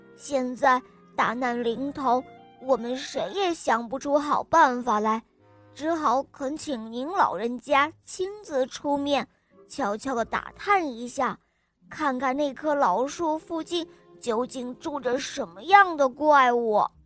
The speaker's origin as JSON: {"language": "Chinese", "town": "Harbin", "region": "Heilongjiang", "country": "China", "said": "我六岁了，我来自美丽的哈尔滨"}